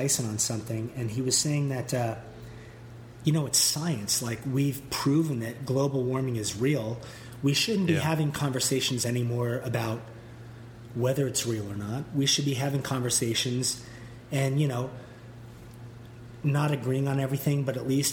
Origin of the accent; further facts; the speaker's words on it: Canada; I'm Canadian, which I am